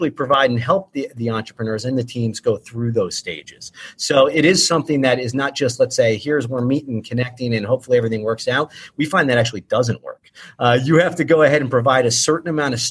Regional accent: Ohio, United States; moved away as an adult; also born or lived in Philadelphia, Pennsylvania; now in Wilmington, United States; Been in Delaware for going, oh my God, 7-8 years now. In Philadelphia for about 10-11 years before that. But Ohio.

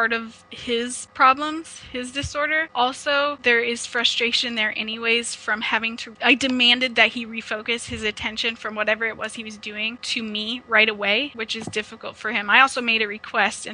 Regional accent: Omaha, Nebraska, United States; now in Ontario, Canada; I am originally from Omaha, Nebraska, but I've relocated to Ontario, Canada.

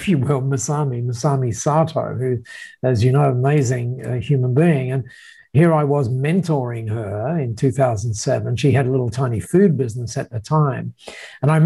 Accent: Australia; you would describe me as an Aussie bloke

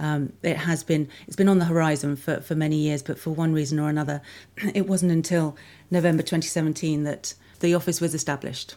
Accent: London, United Kingdom; moved away as an adult; also born or lived in Melbourne, Australia / Canberra, Australia; I grew up in London, in a place called Saint Margaret's, which is between Twickenham and Richmond, so southwest London

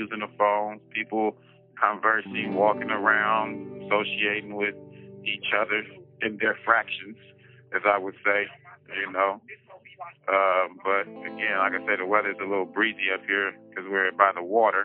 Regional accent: San Francisco, California, United States; also born or lived in Oakland, California; I was born in San Francisco, California. I was raised partially in San Francisco, partially in Oakland, California.

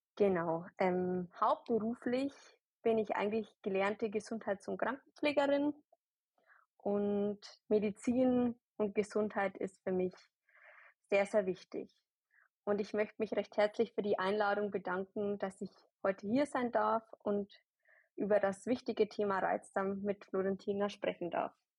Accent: near Ingolstadt, Bavaria, Germany; Ich komme aus der Nähe von Ingolstadt

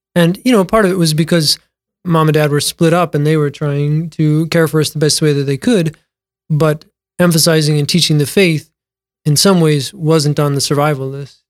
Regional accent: Mitchell, South Dakota, United States; Born and raised in Mitchell, South Dakota.

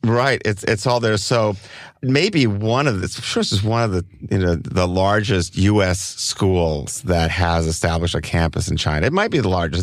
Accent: Copenhagen, Capital Region of Denmark, Denmark; now in Oakland, United States; I grew up, I was originally from Copenhagen in, in Denmark.

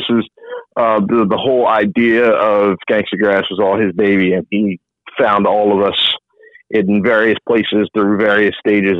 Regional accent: Philadelphia, Pennsylvania, United States; also born or lived in State College, Pennsylvania; I'm born and raised in Philly.

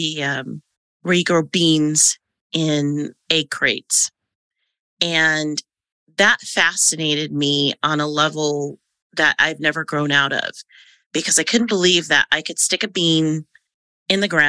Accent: Silicon Valley, California, United States; moved away as an adult; also born or lived in Arizona; I grew up in Silicon Valley

